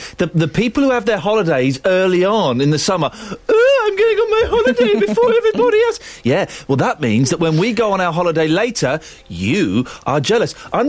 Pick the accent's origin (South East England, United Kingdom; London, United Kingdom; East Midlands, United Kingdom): South East England, United Kingdom; Slough; I'm 40 years old. I was born in Slough and my birthday is June the 9th, 1973.